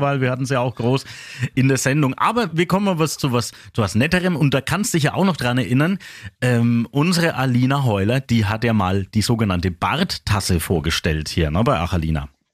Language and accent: German; Küps, Bavaria, Germany; Jetzt komme ich aus Küps